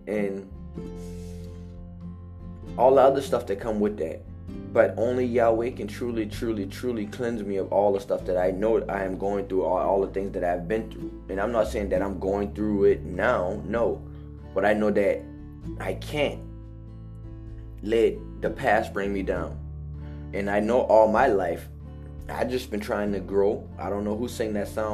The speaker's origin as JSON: {"language": "English", "town": "Hollywood", "region": "South Carolina", "country": "United States", "tie": "born or raised there", "also_born_or_lived": "Charleston, South Carolina", "said": "I came from Hollywood, South Carolina"}